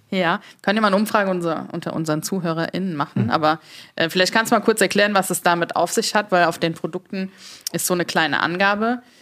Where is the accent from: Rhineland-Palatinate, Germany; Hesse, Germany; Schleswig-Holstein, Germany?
Rhineland-Palatinate, Germany; Mainz; moved away as an adult; now in Berlin, Germany; Ich komme ursprünglich aus Mainz